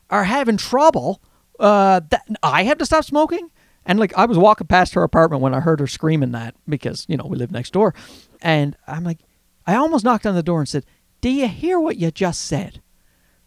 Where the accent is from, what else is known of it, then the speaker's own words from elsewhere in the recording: Newfoundland and Labrador, Canada; accent: Newfie; you hear my Newfie accent there?